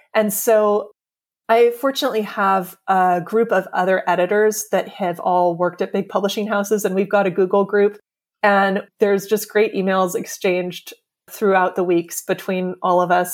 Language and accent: English; California, United States; also born or lived in New York; now in Pacific Grove, United States; We we're both from California and we actually both, we grew up about 15 minutes away from each other